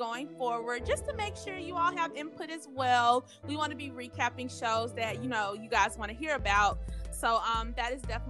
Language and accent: English; Memphis, Tennessee, United States; now in Nashville, United States; I am originally from Memphis, currently live in Nashville.